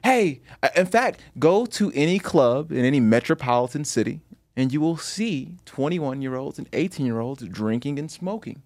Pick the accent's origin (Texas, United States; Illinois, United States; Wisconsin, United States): Illinois, United States; Chicago; I grew up in Chicago.